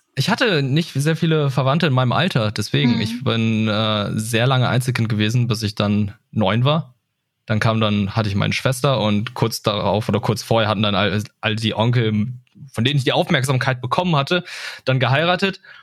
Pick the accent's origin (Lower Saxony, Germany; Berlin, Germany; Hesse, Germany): Lower Saxony, Germany; Lüneburg; ich bin in Lüneburg aufgewachsen